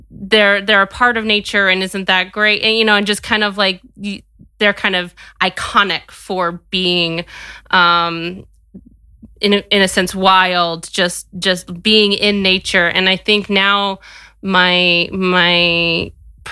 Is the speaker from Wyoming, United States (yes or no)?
yes; Wyoming, United States; I grew up in Wyoming